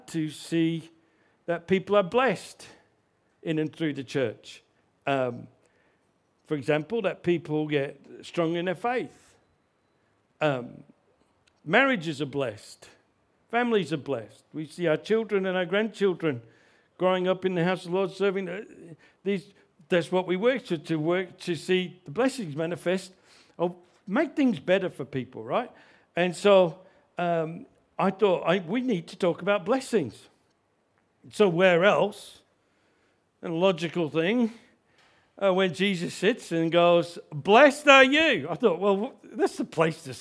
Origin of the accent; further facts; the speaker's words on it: Australia; I grew up in Australia